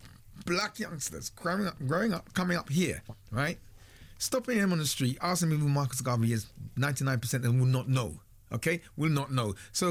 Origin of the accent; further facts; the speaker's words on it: Nigeria; I'm a Nigerian. So when I hear the term, I'm African, we're African, it means very little to me.